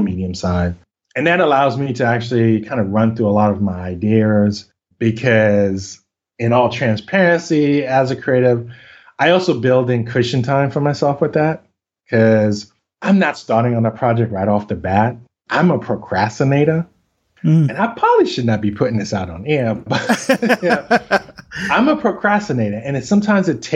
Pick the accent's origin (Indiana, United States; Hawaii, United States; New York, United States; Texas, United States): New York, United States; New York City; accent: Brooklyn; I'm born and raised in New York, specifically Brooklyn